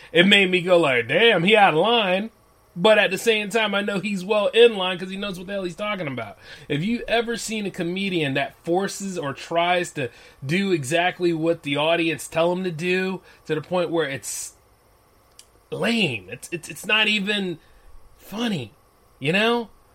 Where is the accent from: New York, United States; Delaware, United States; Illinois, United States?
Delaware, United States; my home state